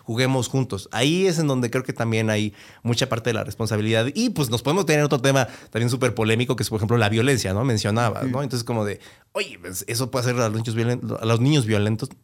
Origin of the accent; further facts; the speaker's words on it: Mexico; en México yo creo que, y porque eso a mí me pasó a mí, y después lo veía con más compañeros en la escuela y conforme fui creciendo